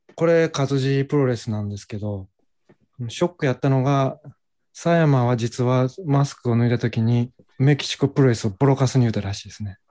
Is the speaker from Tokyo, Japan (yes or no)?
no; Hyogo, Japan; 兵庫県出身です。